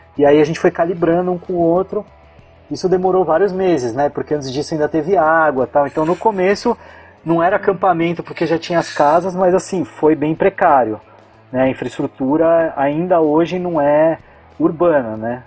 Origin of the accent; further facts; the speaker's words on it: São Paulo, Brazil; moved away as an adult; also born or lived in Florianópolis; eu sou de São Paulo